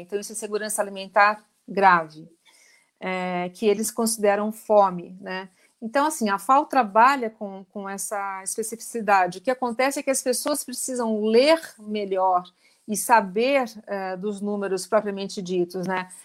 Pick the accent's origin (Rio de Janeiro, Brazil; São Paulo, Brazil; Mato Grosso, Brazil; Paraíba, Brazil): Rio de Janeiro, Brazil; moved away; eu sou carioca, né? Eu morava no, no alto da Gávea e eu tinha a Rocinha como vizinha